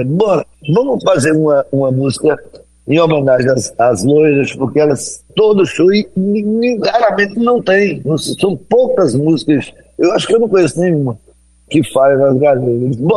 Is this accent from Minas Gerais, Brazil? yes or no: no; Iguaraci, Pernambuco, Brazil; Porque eu sou de Guaraci. Iguaraci.